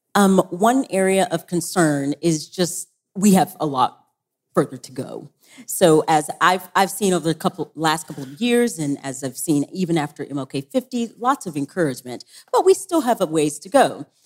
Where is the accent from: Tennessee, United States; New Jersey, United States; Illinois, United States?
Tennessee, United States; I'm from Tennessee